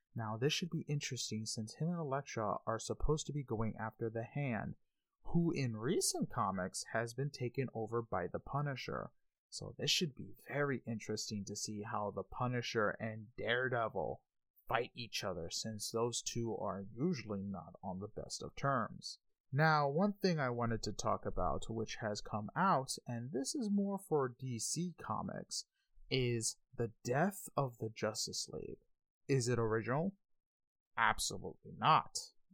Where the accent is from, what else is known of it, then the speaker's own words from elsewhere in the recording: New York City, New York, United States; now in Panama City, United States; I am a Hispanic from New York City, Queens, stuck in little old Panama City, Florida.